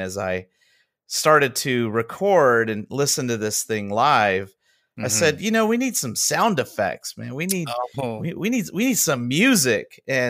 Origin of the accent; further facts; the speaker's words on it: Southern California, United States; I am from Southern California.